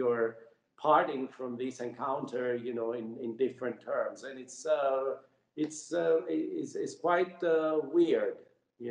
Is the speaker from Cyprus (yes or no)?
yes; Cyprus; I grew up in Cyprus, and as a child, you know, at the age of 7 years old, we had the Turkish invasion.